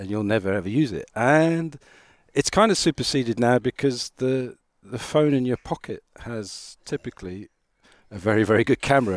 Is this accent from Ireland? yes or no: yes; Ireland; moved away; also born or lived in South Africa; I'm Irish